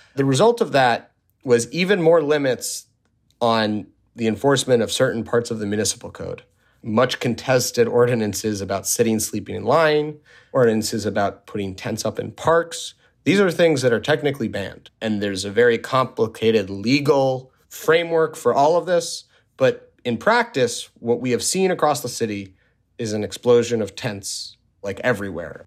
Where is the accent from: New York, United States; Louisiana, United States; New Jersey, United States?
New York, United States; New York City; also born or lived in Washington, D.C.; now in Los Angeles, United States; I grew up in New York City.